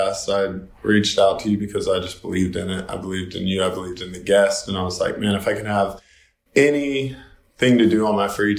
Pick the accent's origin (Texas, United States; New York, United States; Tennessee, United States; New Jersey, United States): Tennessee, United States; Knoxville; also born or lived in Murfreesboro, Tennessee; now in Nashville, United States; I grew up in Knoxville, Tennessee